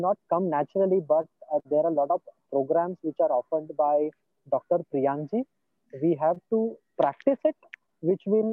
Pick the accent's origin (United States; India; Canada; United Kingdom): India; Solapur, Maharashtra; I am from Solapur city